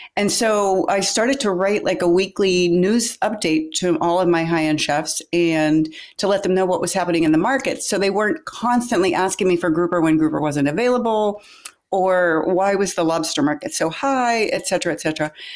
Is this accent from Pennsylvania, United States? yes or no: yes; Pittsburgh, Pennsylvania, United States; moved away as an adult; also born or lived in Florida Keys; I grew up in Pittsburgh, Pennsylvania